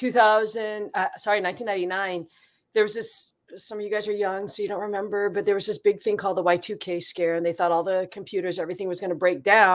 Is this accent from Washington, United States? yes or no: yes; Seattle, Washington, United States; I grew up in Seattle